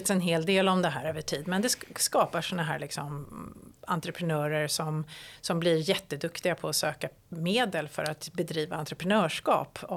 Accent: Sweden; Vilket är en intressant utveckling och värd att följa även för, som svensk.

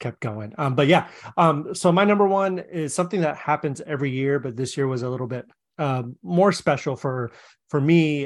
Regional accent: Seattle, Washington, United States; moved away; I'm from Seattle

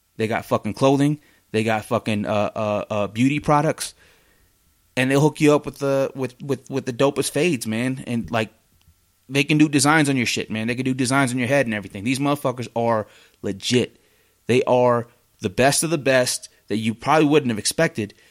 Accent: Oregon, United States; now in Salt Lake City, United States; I'm out in Salt Lake City and I'm from Oregon.

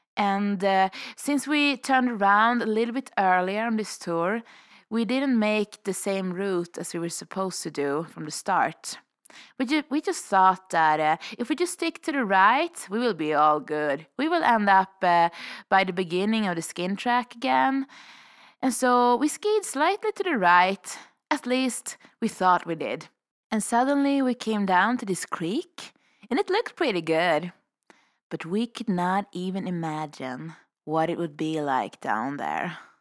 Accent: Sweden; now in Revelstoke, Canada; I'm a vagabond from Sweden

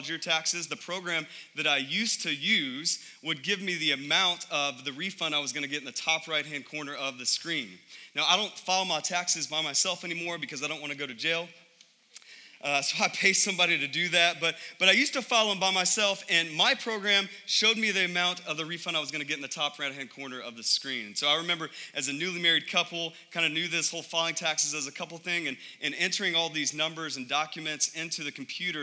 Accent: United States; I love being an American

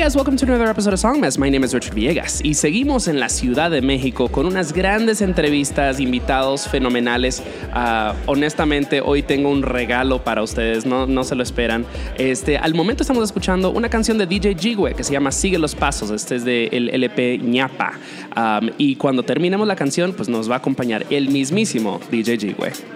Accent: Dominican Republic; moved away; also born or lived in New York; Yo, yo me crié en la República Dominicana

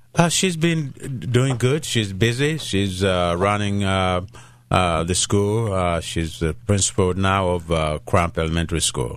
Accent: Uganda; first language Luganda; English is a second language; moved away; I was born in Uganda

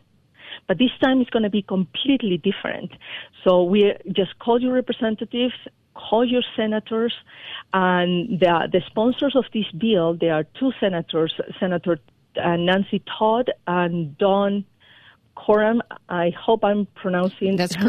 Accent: Peru; moved away as an adult; now in Colorado, United States; I was born in Peru

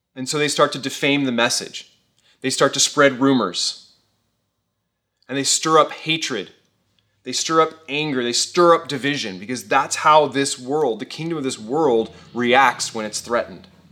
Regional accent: Thousand Oaks, California, United States; I grew up here in the Caneo Valley. I've lived here for over thirty years

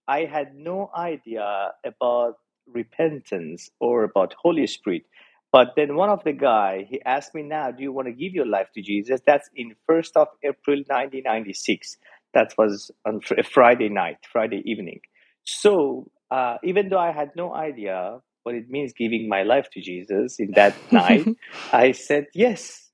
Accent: Iran; I was born and raised in Iran

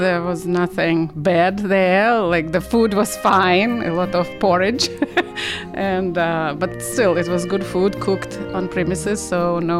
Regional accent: Saint Petersburg, Russia; English is a second language; moved away as an adult; now in Great Barrington, United States; growing up in Soviet Union was great. We had very nice childhood.

